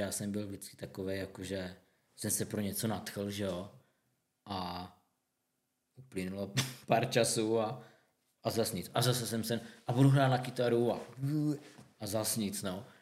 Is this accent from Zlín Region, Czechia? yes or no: yes; Zlín, Zlín Region, Czechia; u nás ve Zlíně